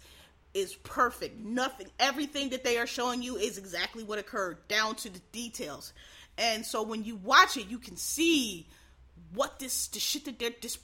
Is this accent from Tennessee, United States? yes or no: no; Pennsylvania, United States; I'm from Pennsylvania